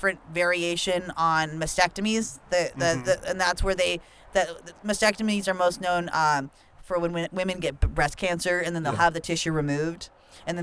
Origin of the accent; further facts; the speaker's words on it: Norco, California, United States; I grew up in a conservative farming town called Norco in Riverside County, which is about like an hour or so east from Los Angeles